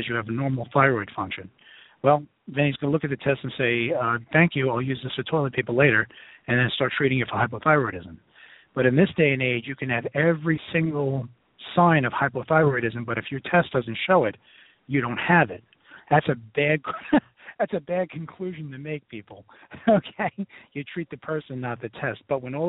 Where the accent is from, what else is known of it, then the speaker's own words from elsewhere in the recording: New York City, New York, United States; I tend to talk like I'm from Brooklyn, which I am